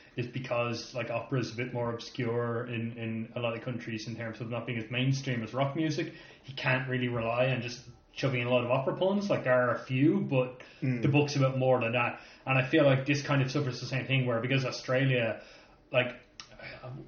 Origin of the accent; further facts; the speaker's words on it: Ireland; as Irish people